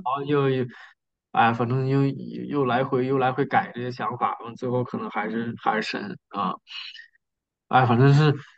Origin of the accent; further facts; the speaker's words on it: Northeast China, China; moved away; 东北那边，就我的老家